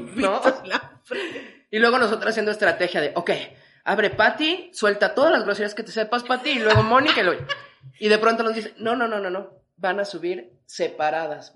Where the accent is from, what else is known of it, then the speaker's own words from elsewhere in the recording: Mexico City, Mexico; como chilangos